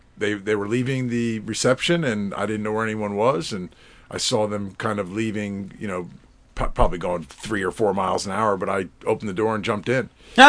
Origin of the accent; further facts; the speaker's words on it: Westport, Connecticut, United States; moved away as an adult; also born or lived in Massachusetts; Westport is where I grew up, yes.